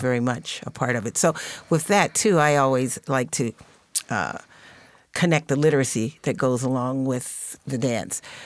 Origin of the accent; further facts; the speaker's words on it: Baltimore, Maryland, United States; my hometown of Baltimore